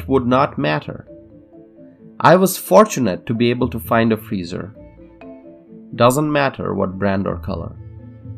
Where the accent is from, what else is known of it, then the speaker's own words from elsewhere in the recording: United States; I am an American